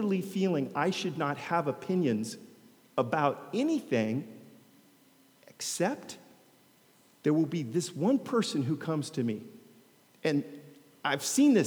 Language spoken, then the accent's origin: English; United States; now in Long Beach, United States; I'm an American